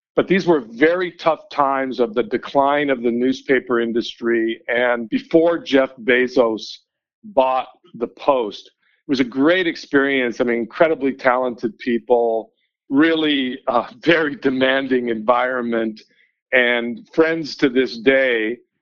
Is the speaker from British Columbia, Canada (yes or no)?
yes; Vancouver, British Columbia, Canada; now in Denver, United States; I grew up in Vancouver